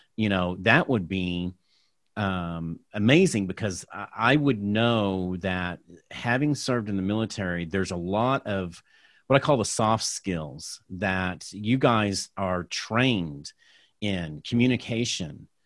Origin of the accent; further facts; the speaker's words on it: Tulsa, Oklahoma, United States; I'm originally from Tulsa, Oklahoma